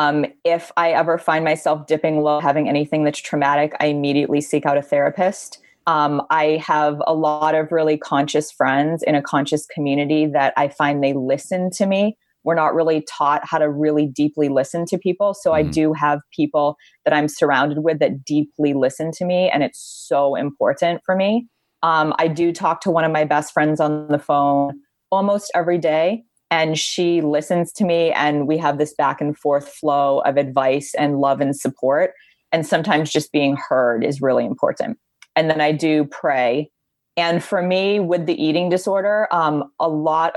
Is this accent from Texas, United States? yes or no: no; Honolulu, Hawaii, United States; moved away as an adult; now in Los Angeles, United States; my brother and I were both born and raised on Oahu in Honolulu, Hawaii